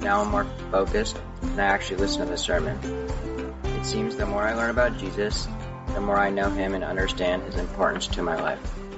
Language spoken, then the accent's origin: English; Sammamish, Washington, United States; also born or lived in Seattle; I was born in Seattle and I moved to Sammamish when I was two years old